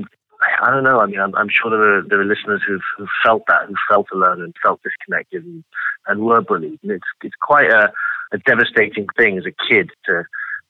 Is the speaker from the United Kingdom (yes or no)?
yes; London, United Kingdom; moved away as an adult; now in Los Angeles, United States; so I grew up in London. For most of my life, I was living in London